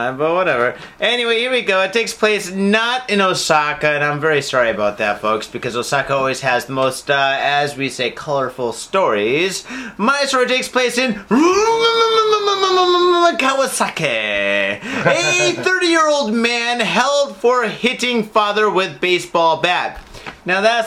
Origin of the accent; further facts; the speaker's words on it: Michigan, United States; now in Japan; I grew up in Michigan.